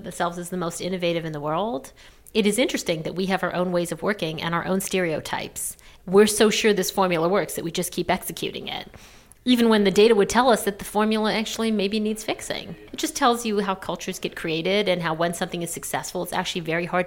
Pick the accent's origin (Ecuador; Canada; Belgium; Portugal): Canada; moved away as an adult; also born or lived in New York, United States / London, United Kingdom; I grew up in Canada. I moved down to New York after college